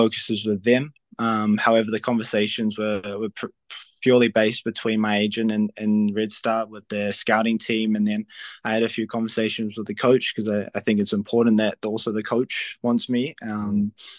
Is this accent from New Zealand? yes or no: yes; New Zealand; moved away as an adult; now in Serbia; I'm from New Zealand, and I'm very proud of my home country